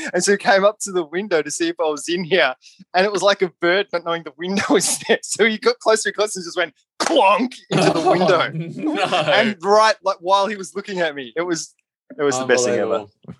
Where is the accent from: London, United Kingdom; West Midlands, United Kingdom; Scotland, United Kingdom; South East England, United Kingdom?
West Midlands, United Kingdom; near Birmingham; moved away; I was born there.